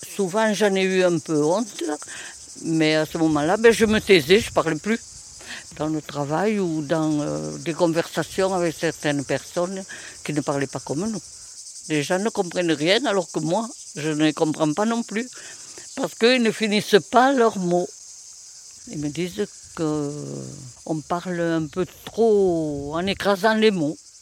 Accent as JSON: {"language": "French", "town": "Lagrasse", "region": "Occitania", "country": "France", "accent": "southern", "said": "j'ai un accent. De ma famille, sûrement de mon village, de, du sud"}